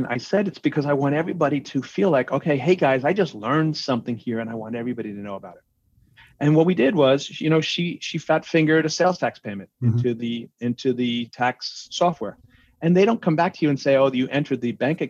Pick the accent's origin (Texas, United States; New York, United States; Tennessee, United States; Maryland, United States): New York, United States; I'm a New Yorker from an Irish Catholic family